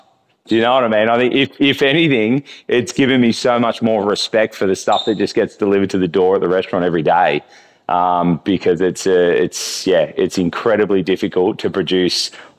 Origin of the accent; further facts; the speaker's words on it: Sydney, New South Wales, Australia; now in Noosa, Australia; coming from Noosa, I hadn't really, like I grew up in Sydney